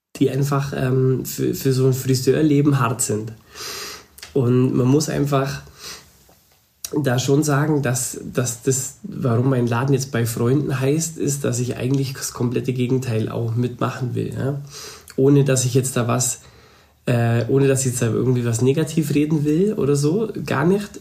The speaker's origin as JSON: {"language": "German", "region": "Upper Bavaria", "country": "Germany", "said": "ich bin eigentlich noch Oberbayer"}